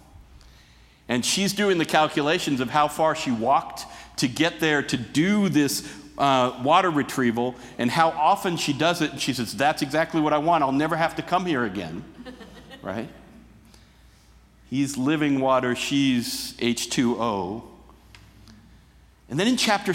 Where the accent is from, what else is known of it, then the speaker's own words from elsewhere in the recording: Oregon, United States; I grew up in Oregon